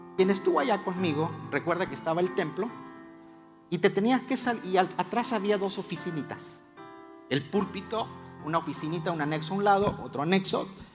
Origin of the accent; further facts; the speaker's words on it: Mexico; Como buen mexicano